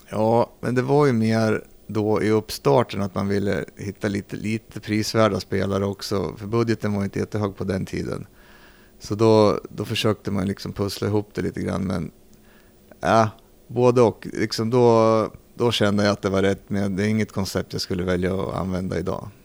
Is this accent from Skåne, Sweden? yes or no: no; Arboga, Västmanland, Sweden; also born or lived in Södertälje; född i Södertälje. Mm. För där spelade min pappa hockey då i gamla elitserien som det hette. Så där kom jag till världen, sen flyttade vi till Arboga. Mm. Så jag är uppvuxen i Arboga